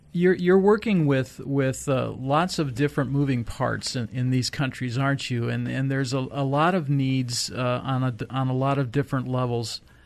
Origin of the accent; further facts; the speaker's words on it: United States; an American